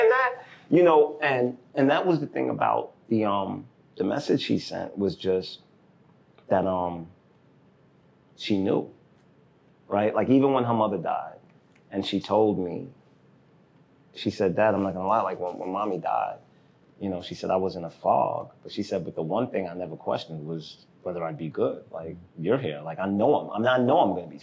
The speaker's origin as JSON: {"language": "English", "town": "New York City", "region": "New York", "country": "United States", "tie": "born or raised there", "also_born_or_lived": "Haiti", "said": "I was born in Brooklyn"}